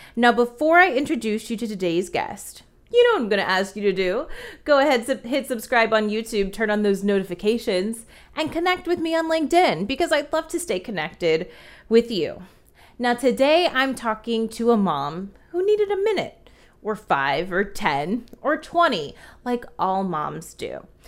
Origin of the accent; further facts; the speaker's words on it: New Jersey, United States; I'm from Jersey